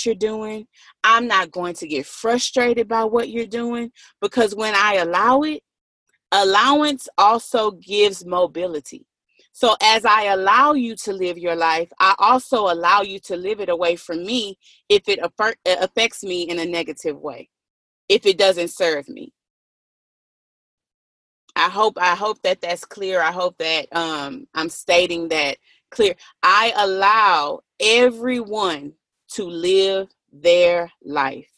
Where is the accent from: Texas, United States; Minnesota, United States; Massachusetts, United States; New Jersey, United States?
Texas, United States; Galveston; I am from Texas. I am from Galveston, and I'm close to Houston